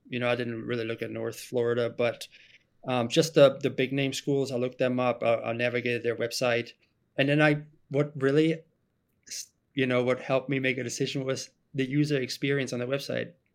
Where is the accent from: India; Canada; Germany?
Germany; English is a second language; moved away as an adult; now in United States; I am originally from Germany. I was born and raised in Germany